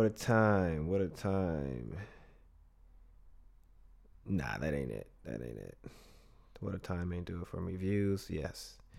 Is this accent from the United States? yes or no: yes; West Coast, United States; I'm from the West Coast